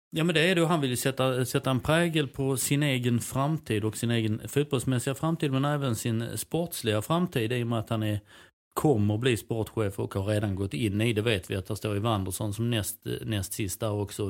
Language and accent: Swedish; Helsingborg, Skåne, Sweden; det kan jag tycka som helsingborgare